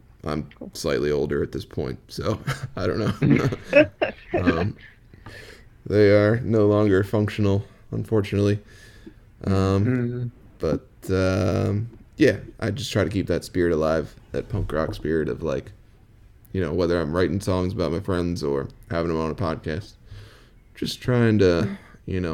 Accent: United States; us Americans

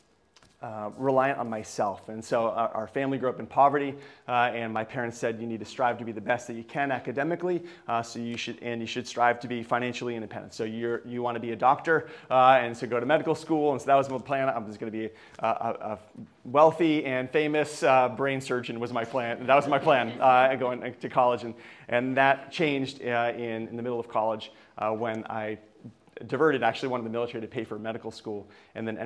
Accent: Vermont, United States; moved away; also born or lived in Lemoore, California; I grew up in Vermont

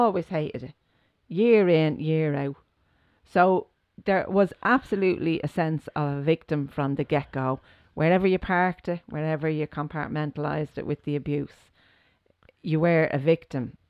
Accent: Ireland; growing up in Ireland

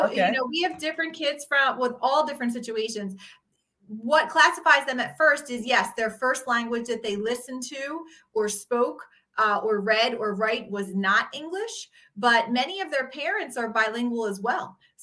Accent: just outside of Philadelphia, PA, Pennsylvania, United States; from just outside of Philadelphia, PA.

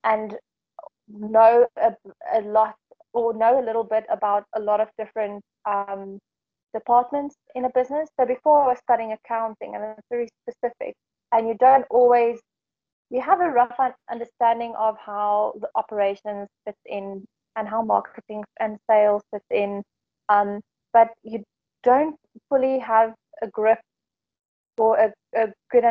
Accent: Johannesburg, Gauteng, South Africa; moved away as an adult; also born or lived in Dubai / England; So I'm from South Africa. I'm from Johannesburg, more specifically, and I decided to move to Dubai when I was 22.

